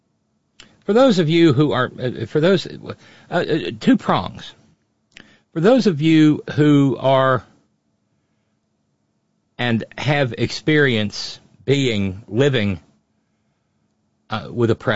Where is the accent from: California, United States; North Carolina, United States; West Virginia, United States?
West Virginia, United States; I'm every bit as much West Virginian, every bit as much American